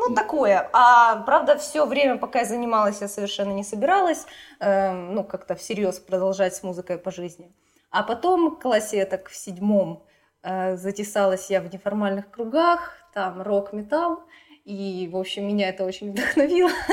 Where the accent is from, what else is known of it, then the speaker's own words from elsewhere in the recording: Kharkiv, Kharkiv Oblast, Ukraine; я вот родилась и живу в Харькове